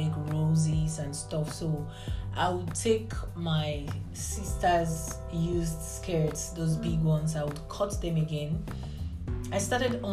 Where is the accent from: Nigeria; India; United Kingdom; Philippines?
Nigeria; now in United Arab Emirates; I am Nigerian.